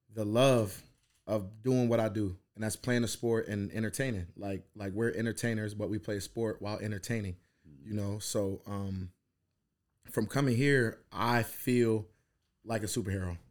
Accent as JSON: {"language": "English", "region": "New Jersey", "country": "United States", "tie": "born or raised there", "also_born_or_lived": "Philadelphia", "moved": "as an adult", "said": "I grew up in Jersey and I went to Philly"}